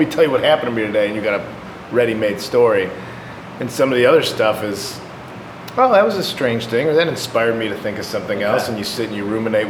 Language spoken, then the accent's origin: English; just outside of Chicago, Illinois, United States; I grew up just outside of Chicago